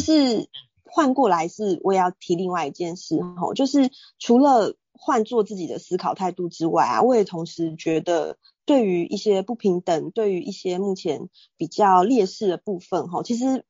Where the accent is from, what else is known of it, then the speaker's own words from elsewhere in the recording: Taiwan; 包括像我们生在台湾嘛